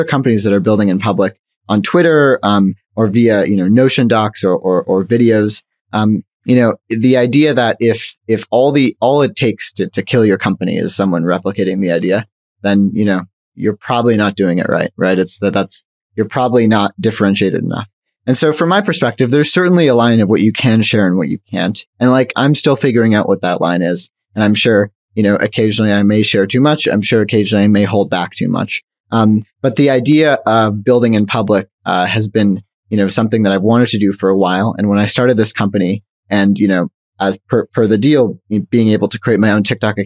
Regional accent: Canada

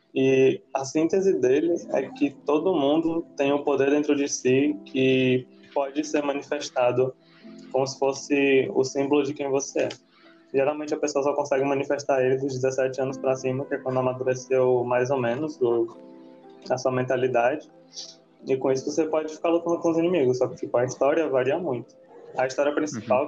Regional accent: Rio Grande do Norte, Brazil; numa cidade daqui do Rio Grande do Norte, de onde eu venho

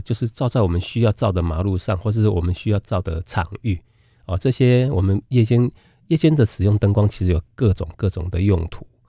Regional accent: Keelung, Taiwan; 我小的时候是住在基隆

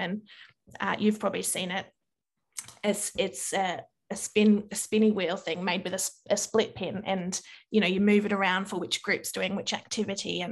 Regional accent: Victoria, Australia; also born or lived in New South Wales; I moved from New South Wales to Victoria, my teacher at the school that I started

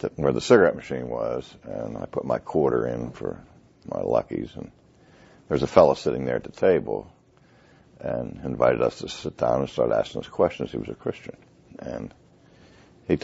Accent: Pittsburgh, Pennsylvania, United States; also born or lived in Philadelphia / New England; I'm from Pittsburgh, Pennsylvania, the city of champions

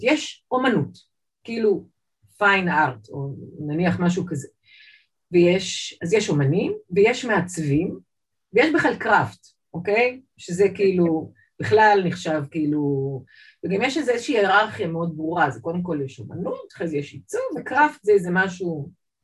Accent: Jerusalem, Jerusalem District, Israel; moved away as an adult; also born or lived in Saint Petersburg, Russia / Toronto, Canada; now in Tel Aviv, Israel; נולדתי בסנט... אז זה היה לנינגרד, סנט פטרסבורג, עליתי לארץ ב-78' עם אימא ואבא. אה, גדלתי בעצם בירושלים

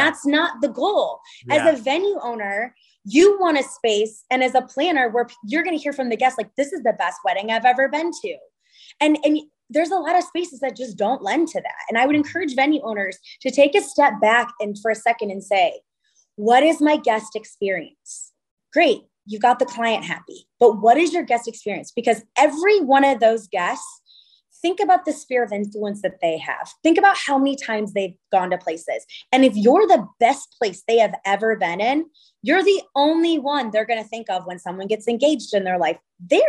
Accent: California, United States; And here I am coming from California, primarily based in, you know, a very light, bright, airy Santa Barbara.

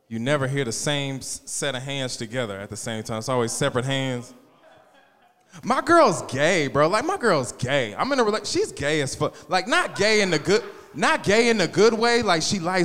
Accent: Wichita, Kansas, United States; I'm from Wichita.

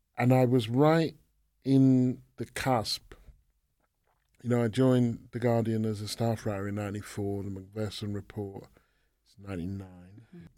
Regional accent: England, United Kingdom; I was born in England, grew up in England.

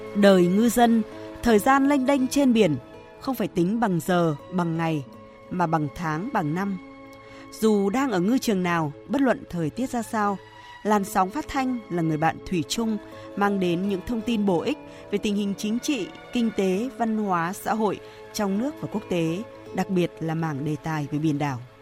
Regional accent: Vietnam; mình, mình là người Việt Nam

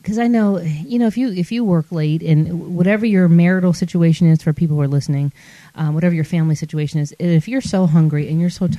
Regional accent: Michigan, United States; I'm from Michigan.

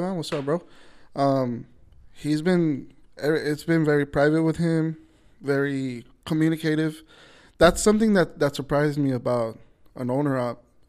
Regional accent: Los Angeles, California, United States; now in Lynwood, United States; I grew up in South Central

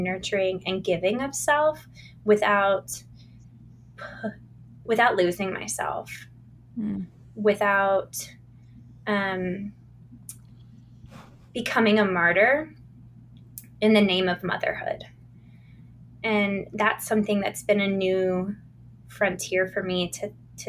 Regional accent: Virginia, United States; I grew up in the Chesapeake Bay region of coastal Virginia.

